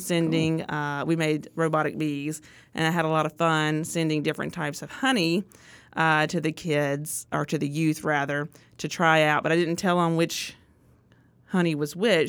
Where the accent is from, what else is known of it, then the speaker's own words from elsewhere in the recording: Artesia, Mississippi, United States; I grew up in Artesia